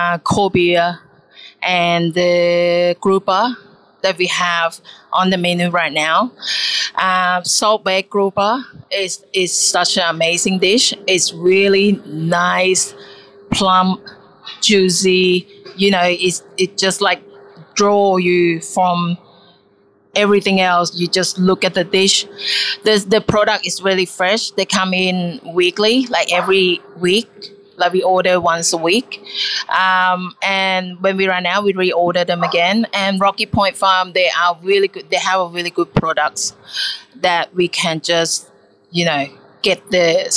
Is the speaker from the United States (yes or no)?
no; Thailand; English is a second language; I growing up as a kid, we're from Thailand, but I'm from Thailand, and then the Thai people have a big family